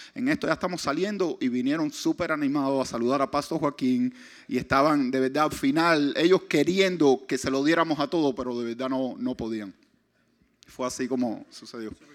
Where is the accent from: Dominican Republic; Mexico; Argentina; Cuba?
Cuba; Pinar del Río; yo nací en Pinar del Río